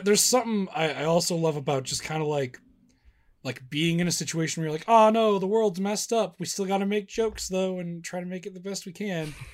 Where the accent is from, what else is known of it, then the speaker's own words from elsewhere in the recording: Midwest, United States; I'm from the Midwest